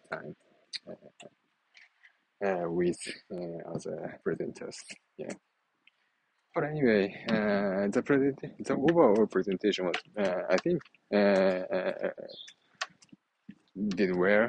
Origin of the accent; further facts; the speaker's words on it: Japan; accent: Japanese; first language Japanese; English is a second language; even in my native language, Japanese